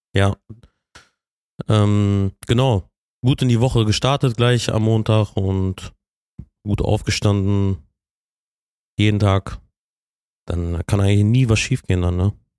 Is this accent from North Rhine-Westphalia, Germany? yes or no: yes; Bielefeld, North Rhine-Westphalia, Germany; Ich bin äh, gebürtiger Bielefelder.